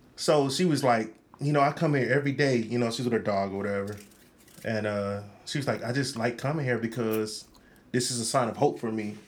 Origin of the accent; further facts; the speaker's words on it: Rochester, New York, United States; I'm from Rochester, New York.